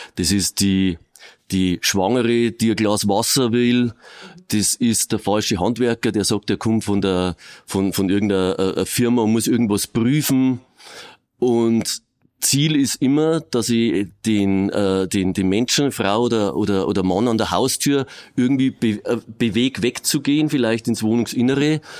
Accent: Regensburg, Bavaria, Germany; ich bin da geboren, groß geworden

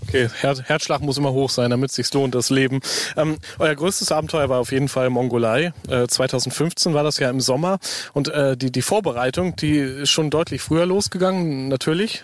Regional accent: North Rhine-Westphalia, Germany; ich komme ja aus Ostwestfalen

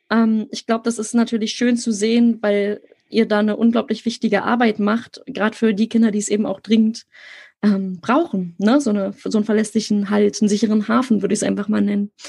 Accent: Berlin, Germany; ich bin in Berlin selber groß geworden. Jetzt wächst mein Kind ja auch in der Innenstadt auf.

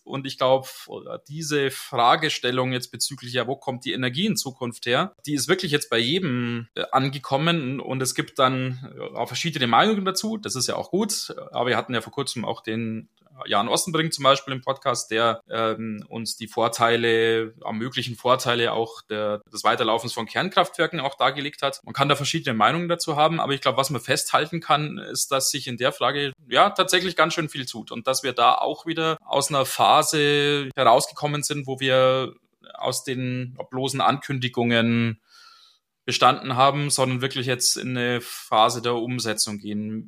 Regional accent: Germany; bei uns in Deutschland

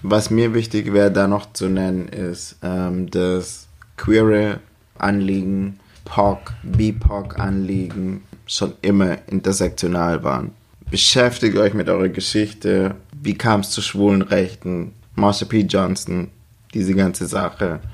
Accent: Germany; bei uns in Deutschland

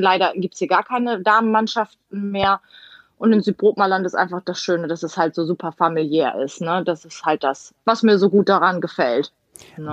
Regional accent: Emden, Lower Saxony, Germany; ich komme ja gebürtig aus Emden

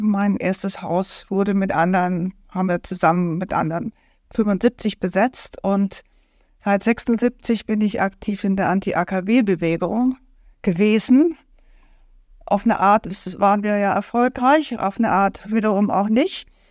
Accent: Berlin, Germany; ich komme aus Berlin

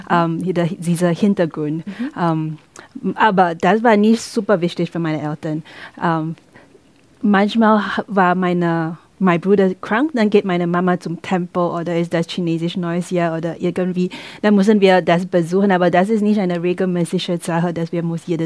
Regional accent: Singapore; German is a second language; ich komme aus Singapur. Man denkt immer, Singapur ist eine reiche Stadt.

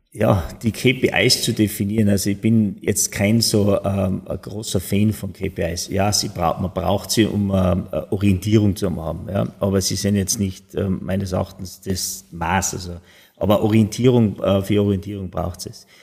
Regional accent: Tyrol, Austria; ich als Österreicher, als, als Tiroler, als Europäer

